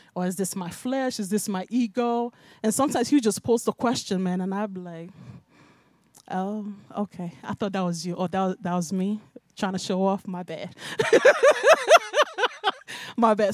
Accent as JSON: {"language": "English", "country": "Nigeria", "tie": "born or raised there", "also_born_or_lived": "Bronx, New York, United States", "moved": "yes", "lives_now": "United States", "said": "I was raised in Nigeria"}